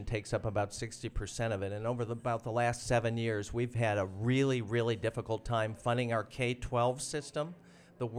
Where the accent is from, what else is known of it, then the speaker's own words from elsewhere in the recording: Moline, Illinois, United States; now in Iowa City, United States; I grew up in the Quad Cities, Rock Island, Moline